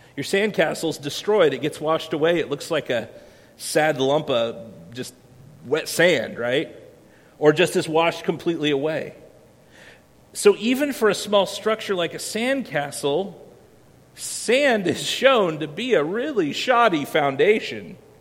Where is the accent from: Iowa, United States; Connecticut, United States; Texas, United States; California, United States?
Iowa, United States; moved away; I grew up in Iowa where we don't have a whole lot of beaches